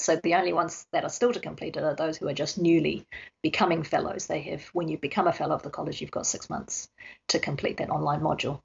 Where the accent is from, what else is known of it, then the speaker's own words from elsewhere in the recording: New Zealand; now in Australia; I grew up in New Zealand, and so my father is a paediatrician of some renown.